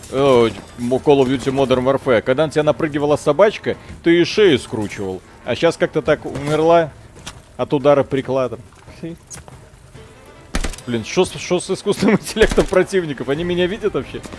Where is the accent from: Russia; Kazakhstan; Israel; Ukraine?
Israel; Я помню сообщения из Израиля, сам оттуда